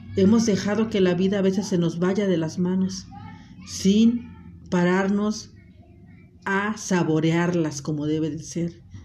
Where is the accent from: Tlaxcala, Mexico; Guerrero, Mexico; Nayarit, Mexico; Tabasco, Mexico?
Guerrero, Mexico; Acapulco; moved away; yo soy de Acapulco